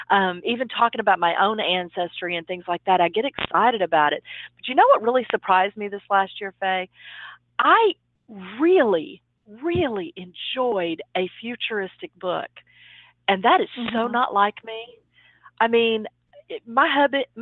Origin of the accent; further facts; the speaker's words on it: Dallas, Texas, United States; here in Dallas, which is my hometown.